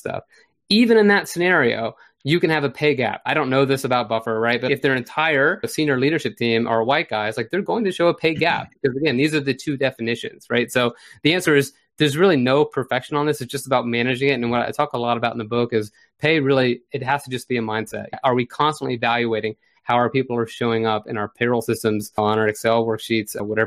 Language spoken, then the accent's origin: English; Florida, United States; my home state of Florida